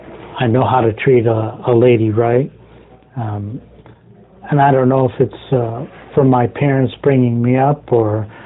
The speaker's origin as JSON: {"language": "English", "town": "Oriental", "region": "North Carolina", "country": "United States", "tie": "born or raised there", "said": "even though I was raised here in Oriental and the master wore a top hat, and he still does"}